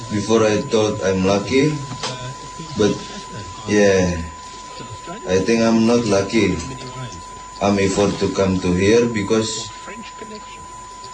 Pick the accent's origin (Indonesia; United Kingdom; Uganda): Indonesia; Jakarta; moved away as an adult; now in Australia; I'm from Jakarta, Indonesia. And yeah, and now I'm in Australia